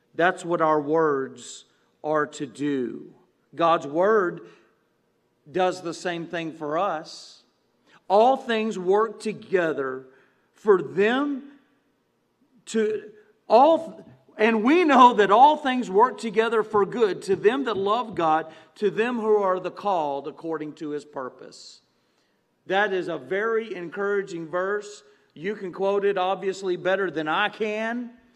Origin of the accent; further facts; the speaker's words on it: Galena Park, Texas, United States; when I was a kid and growing up in Galena Park, you're by all those refineries and, and plants